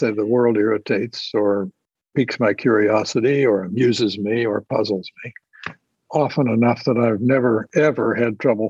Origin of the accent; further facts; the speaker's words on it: Illinois, United States; Again, I'm from Central Illinois, Lincoln Country